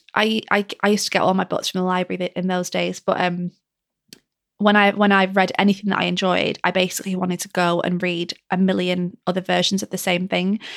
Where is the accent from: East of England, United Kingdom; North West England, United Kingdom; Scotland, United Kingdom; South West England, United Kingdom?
North West England, United Kingdom; Lancashire; my rainy mill town that I grew up in Lancashire